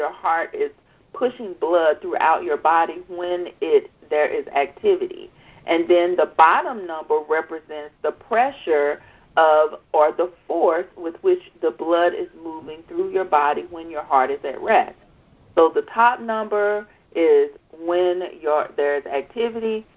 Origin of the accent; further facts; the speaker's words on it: the South, United States; I'm from the South. I'm from the South